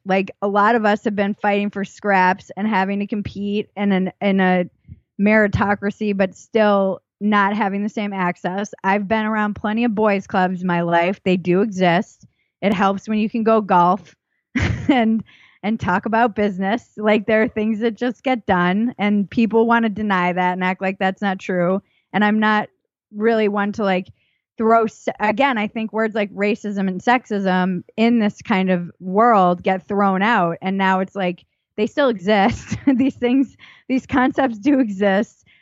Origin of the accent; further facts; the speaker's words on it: Newport, Rhode Island, United States; I come from Newport, Rhode Island